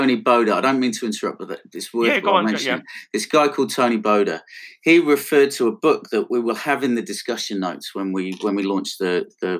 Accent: Blackpool, North West England, United Kingdom; accent: Northwest; moved away; I'm from Blackpool

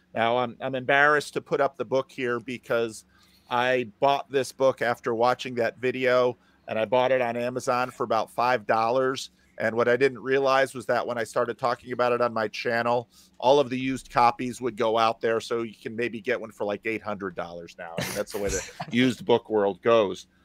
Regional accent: New Jersey, United States; now in Sacramento, United States; I grew up in New Jersey

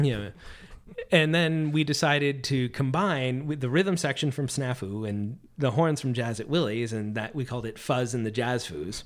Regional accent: Corning, New York, United States; moved away as an adult; also born or lived in Michigan; I grew up in Corning, New York

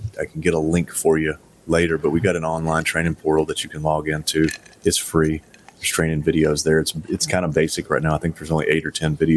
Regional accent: Tennessee, United States; I'm from Tennessee

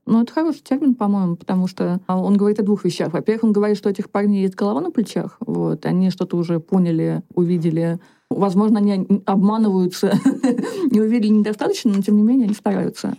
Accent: Komi Republic, Russia; moved away as an adult; now in Moscow, Russia; я по национальности коми, я выросла в Коми Республике

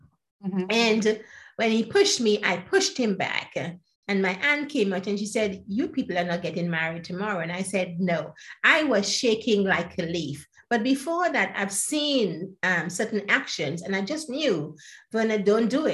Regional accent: Grenada; also born or lived in Trinidad; now in United Kingdom; I was born in Grenada. It's known as the Spice Island.

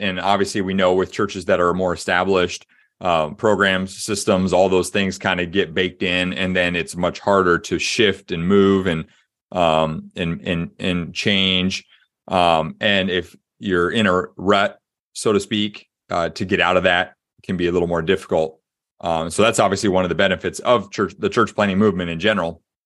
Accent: Des Moines, Iowa, United States; moved away as an adult; also born or lived in Springfield, Missouri; My dad was a, um, a s, administrative pastor at a church in Des Moines, Iowa. So, um, born and raised in the Midwest

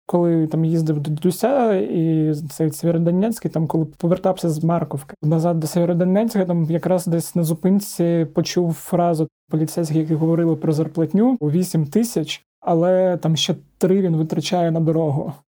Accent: Zaporizhzhia, Zaporizhzhia Oblast, Ukraine; now in Kyiv, Ukraine; Я ж з Запоріжжя

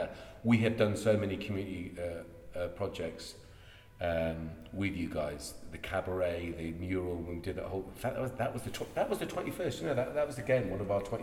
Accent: Ireland; now in Chippenham, United Kingdom; I'm Irish

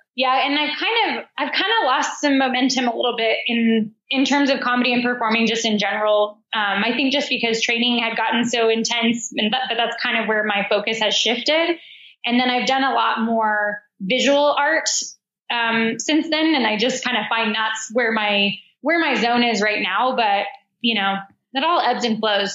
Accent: United States; accent: American; moved away as an adult; also born or lived in Australia / Chicago; my American accent

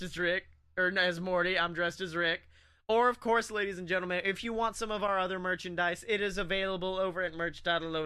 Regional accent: Oxford, Alabama, United States; I'm from there.

